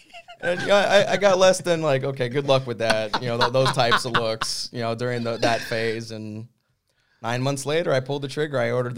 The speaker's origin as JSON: {"language": "English", "country": "Brazil", "said": "So Brazil, I'm from Brazil via the surfing community"}